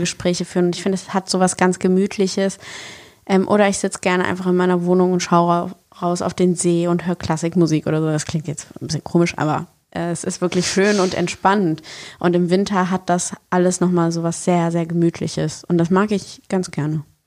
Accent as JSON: {"language": "German", "town": "Bonn", "region": "North Rhine-Westphalia", "country": "Germany", "moved": "yes", "lives_now": "Berlin, Germany", "said": "ich komme ja ursprünglich aus Bonn"}